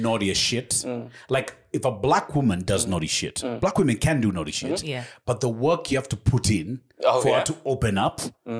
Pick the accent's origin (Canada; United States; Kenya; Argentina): Kenya; also born or lived in United Kingdom; the minute you tell them, I'm from Kenya, Africa.